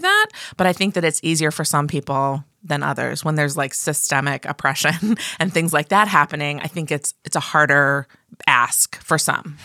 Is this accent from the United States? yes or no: yes; Midwest, United States; I'm from the Midwest